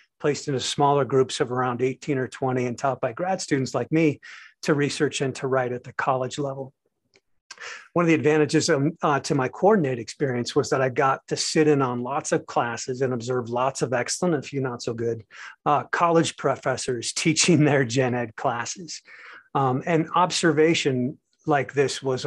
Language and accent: English; United States; also born or lived in Seoul, South Korea / Paris, France; As an American